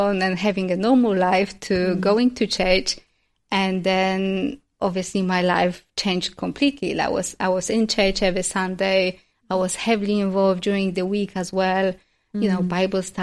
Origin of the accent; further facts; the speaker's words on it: Poland; moved away; also born or lived in London; growing up in Poland